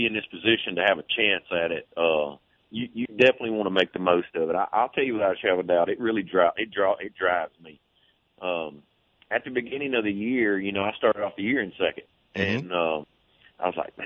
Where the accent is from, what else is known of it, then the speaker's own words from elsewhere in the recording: Arkansas, United States; moved away; also born or lived in Louisiana; I grew up in Arkansas where the water was June clear